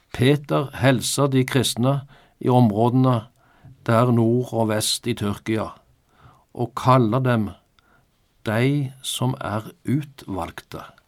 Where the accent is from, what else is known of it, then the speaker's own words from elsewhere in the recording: Norway; Jeg er norsk statsborger, ja, med norsk pass